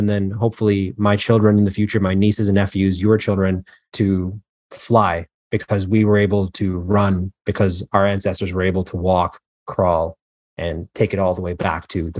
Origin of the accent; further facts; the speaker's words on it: Canada; moved away as an adult; also born or lived in Queens, United States; now in New York, United States; I recently transitioned from Toronto, Canada to New York, but I was actually born in New York. I was born in Queens. Mm-hmm. And then my family moved to Canada when I was, I think, 6 or 7. I spent most of my life there.